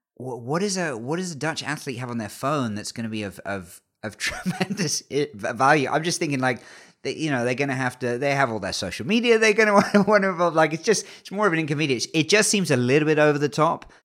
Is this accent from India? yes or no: no; England, United Kingdom; born or raised there